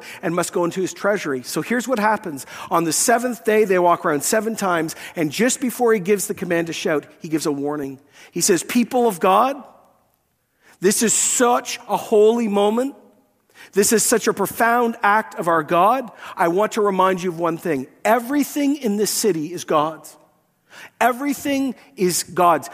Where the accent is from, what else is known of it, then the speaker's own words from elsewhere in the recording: Scotland, United Kingdom; I'm Scottish